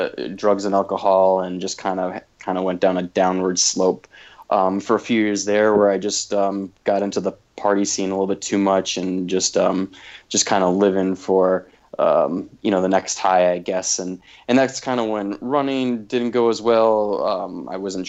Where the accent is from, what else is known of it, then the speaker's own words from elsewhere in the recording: Wisconsin, United States; I grew up in Wisconsin, and just a small little rural town of 900 people